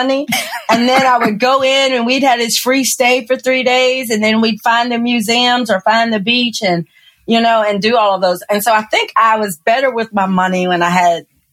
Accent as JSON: {"language": "English", "region": "the South", "country": "United States", "lives_now": "New Orleans, United States", "said": "I'm from the South."}